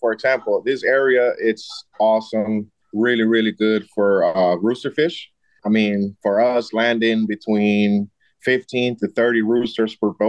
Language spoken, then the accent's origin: English; Midwest, United States; moved away as an adult; also born or lived in Costa Rica / Florida; I'm a native Costa Rican, but I grew up in the Midwest to graduated high school. And then right out of high school, I moved to Florida. So I've been in Florida for like the past, I want to say right around 20 years, mainly the Keys from Isla Morada all the way to Key West.